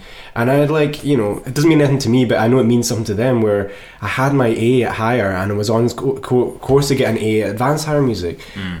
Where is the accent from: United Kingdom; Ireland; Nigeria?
United Kingdom; Moffat, Scotland; I'm from Moffat, which is actually like 12... Well, it's pretty close to Thornhill.